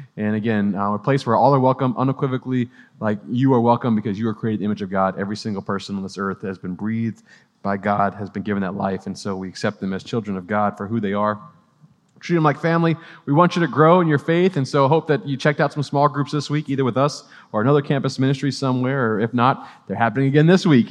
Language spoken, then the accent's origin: English; New Orleans, Louisiana, United States; now in Clemson, United States; I'm originally from New Orleans